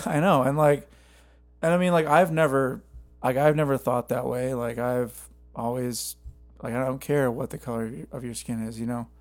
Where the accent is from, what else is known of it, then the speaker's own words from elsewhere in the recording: Cottage Grove, Minnesota, United States; now in Nashville, United States; my hometown